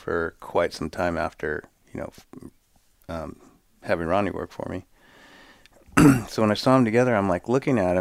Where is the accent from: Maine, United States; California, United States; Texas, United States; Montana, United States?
California, United States; Redondo Beach; I grew up in the South Bay of Redondo Beach, Santa Monica